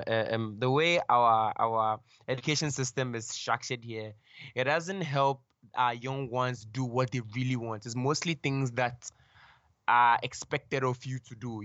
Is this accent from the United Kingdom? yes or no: no; Ghana; I was born and raised in Ghana.